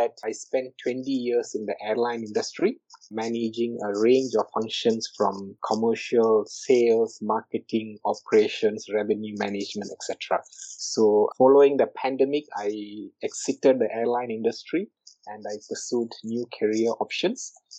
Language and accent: English; Singapore; I'm from Singapore.